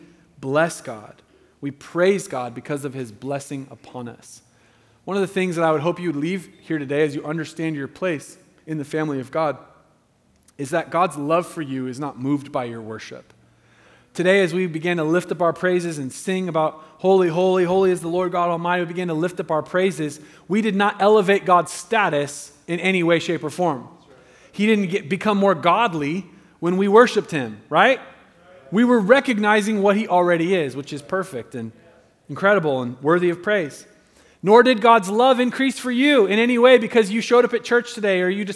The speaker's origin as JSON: {"language": "English", "country": "United States", "said": "I love being an American"}